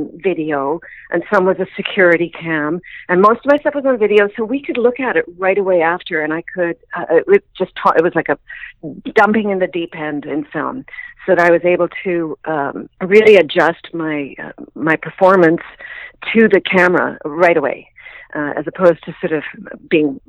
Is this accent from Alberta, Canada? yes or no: no; Kamloops, British Columbia, Canada; also born or lived in England; now in Vancouver, Canada; I was born in Kamloops